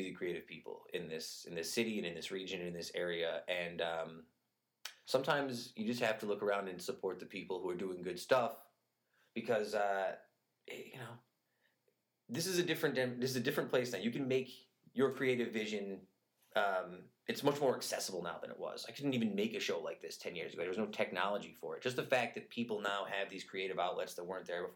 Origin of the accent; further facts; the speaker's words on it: Utica, New York, United States; I'm from Utica